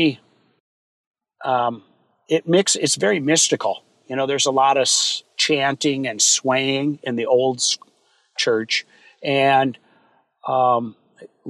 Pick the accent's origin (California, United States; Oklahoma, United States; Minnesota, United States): Minnesota, United States; Minneapolis; I grew up in Minneapolis proper, right down by Lake Nokomis and Minnehaha Creek